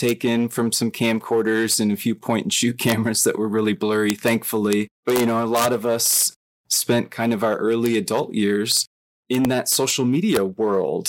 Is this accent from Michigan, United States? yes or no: yes; outside of Flint, Michigan, United States; I grew up in Michigan, outside of Flint